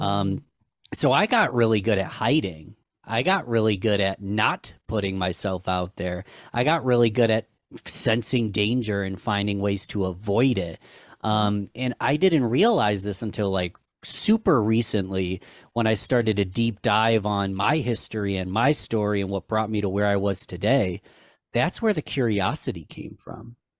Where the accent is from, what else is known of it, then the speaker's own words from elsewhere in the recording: Rochester, New York, United States; my hometown of Rochester, New York.